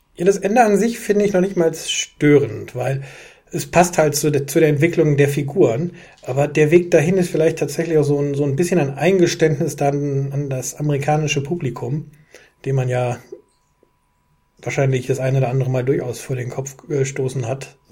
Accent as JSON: {"language": "German", "town": "Düsseldorf", "region": "North Rhine-Westphalia", "country": "Germany", "tie": "born or raised there", "said": "ich bin mitten in Düsseldorf groß geworden"}